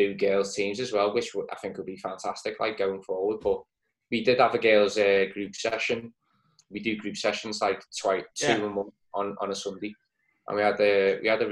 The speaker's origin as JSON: {"language": "English", "town": "Woodchurch", "region": "North West England", "country": "United Kingdom", "said": "I'm from the Woodchurch"}